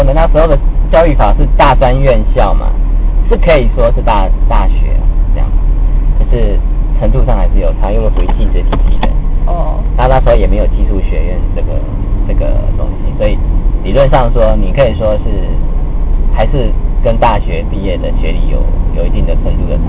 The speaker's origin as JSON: {"language": "Chinese", "region": "Taichung", "country": "Taiwan", "tie": "born or raised there", "said": "从小就是在台中学校上来的，所以台中的学校是。"}